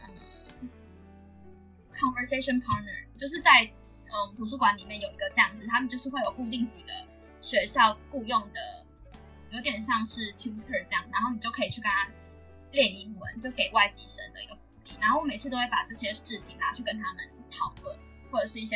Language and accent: Chinese; Taiwan; 但是我是来自台湾